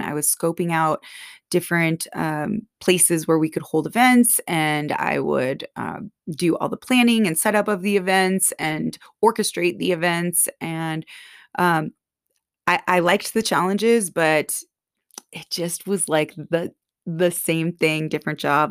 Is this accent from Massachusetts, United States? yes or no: no; Bay Area, Silicon Valley, California, United States; moved away as an adult; growing up in the Bay Area, Silicon Valley, it was that, everyone was a workaholic there.